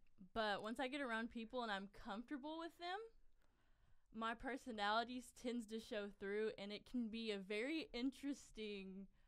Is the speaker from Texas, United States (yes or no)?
yes; Fairfield, Texas, United States; I'm a freshman, and I'm from good old Fairfield, Texas, and I'm a proud American.